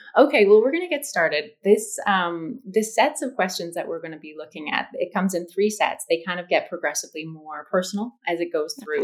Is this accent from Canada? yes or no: yes; Canada; I'm Canadian